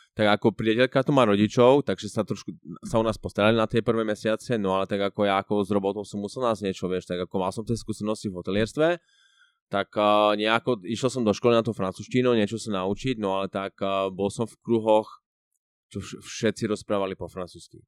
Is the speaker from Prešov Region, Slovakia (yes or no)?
yes; Prešov, Prešov Region, Slovakia; moved away as an adult; now in Switzerland; som z Prešova, z, z východného Slovenska a žijem vo Švačiarsku už asi št- skoro už, 4, už skoro, viac ako 4 roky